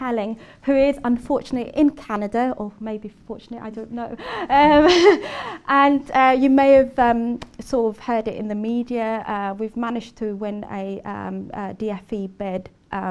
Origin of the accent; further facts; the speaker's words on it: Swansea, Wales, United Kingdom; now in Oxford, United Kingdom; I'll be in Swansea, my hometown